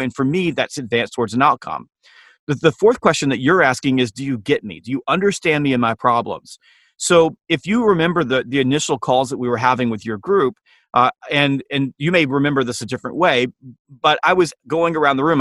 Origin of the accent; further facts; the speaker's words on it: Harlem, Georgia, United States; I grew up in a small town called Harlem, Georgia